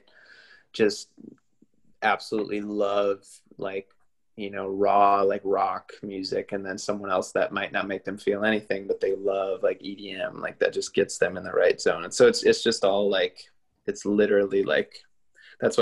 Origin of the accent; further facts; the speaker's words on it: Minnesota, United States; Jack and I grew up together in Minnesota, and we played in a ton of bands in the Twin Cities growing up